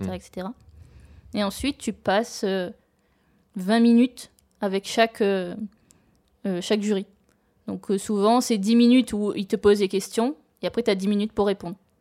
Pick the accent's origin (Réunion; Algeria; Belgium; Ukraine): Réunion; moved away; je suis originaire de l'île de La Réunion